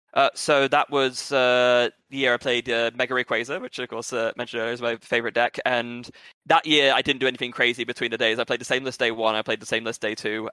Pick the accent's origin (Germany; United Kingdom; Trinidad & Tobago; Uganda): United Kingdom; England; also born or lived in Brazil; by birth, I'm British and Brazilian